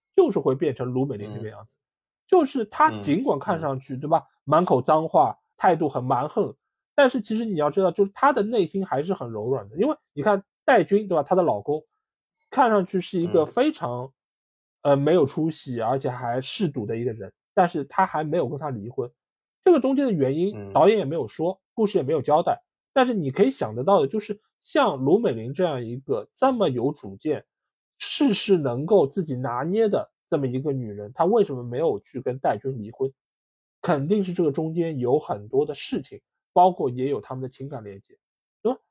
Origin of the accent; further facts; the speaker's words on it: Shanghai, China; 我们出生在上海的一些人